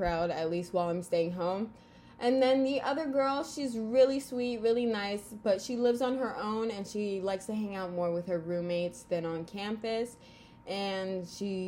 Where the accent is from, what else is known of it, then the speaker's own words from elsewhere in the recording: Florida, United States; I'm 19 from Florida